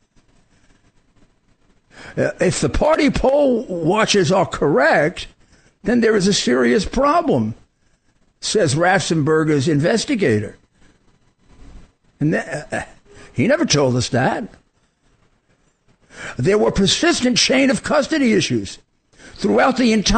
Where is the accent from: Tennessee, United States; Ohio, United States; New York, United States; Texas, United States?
New York, United States; New York City; I come from Brooklyn